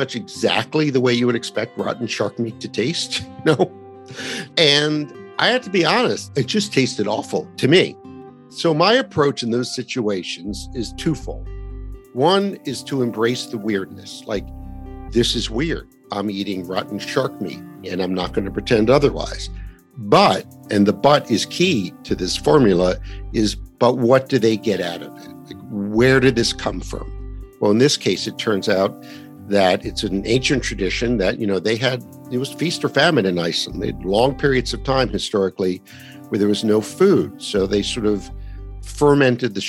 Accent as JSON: {"language": "English", "country": "United States", "tie": "born or raised there", "said": "I'm an American. I was born in America"}